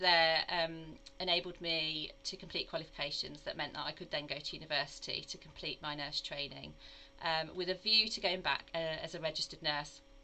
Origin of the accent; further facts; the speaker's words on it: Midlands, United Kingdom; moved away as an adult; also born or lived in Dudley / Worcester; now in North Devon, United Kingdom; you can probably tell from my accent uh, that I'm actually not from the southwest, but I'm actually from the Midlands.